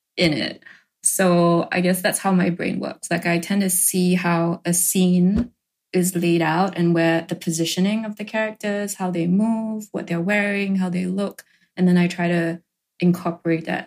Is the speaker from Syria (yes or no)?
no; Singapore; I grew up in Singapore